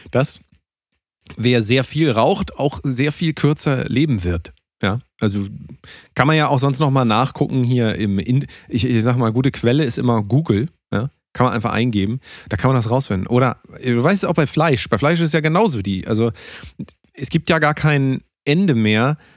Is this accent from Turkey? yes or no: yes; Turkey; German is a second language; ich bin ja Türke äh, ah. hört man auch teilweise an dem Akzent ja so.